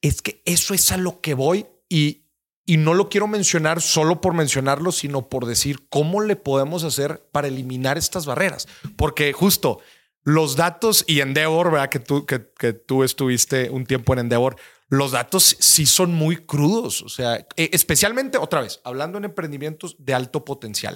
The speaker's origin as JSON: {"language": "Spanish", "region": "Nuevo León", "country": "Mexico", "said": "mi tierra, eh, Nuevo León"}